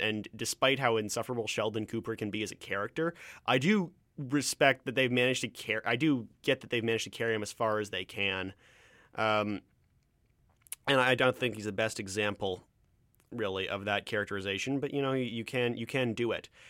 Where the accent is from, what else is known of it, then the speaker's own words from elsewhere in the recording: Ontario, Canada; accent: Canadian; moved away; I'm from Ontario